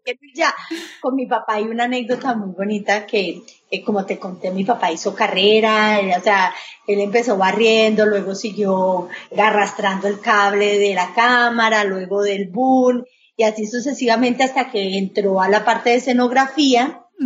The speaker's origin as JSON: {"language": "Spanish", "country": "Colombia", "moved": "yes", "lives_now": "Miami, United States", "said": "inmigrantes como yo, colombiana"}